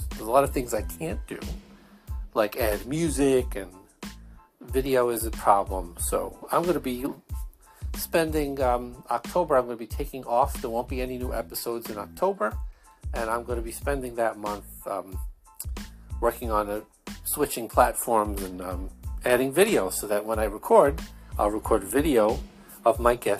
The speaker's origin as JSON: {"language": "English", "area": "Brooklyn, Long Island", "region": "New York", "country": "United States", "accent": "Brooklyn, Long Island, formerly Jewish", "said": "my accent is, Brooklyn, Long Island, a formerly Jewish accent"}